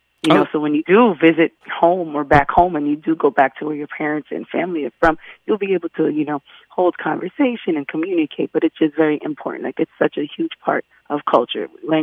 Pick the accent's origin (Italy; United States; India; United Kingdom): United States; first language Haitian Creole; I am a Haitian American. I was born in the United States. My parents were born in Haiti. So growing up, I grew up learning how to speak Creole in the home. And, you know, I spoke English at school.